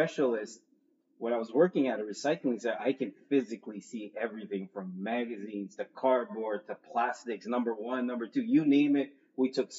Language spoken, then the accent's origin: English; Mountain View, California, United States; now in Oahu, United States; I was born here on Oahu, spent most of my younger years in Northern California. Some of you may know where Google is, Mountain View, California, but that's where I grew up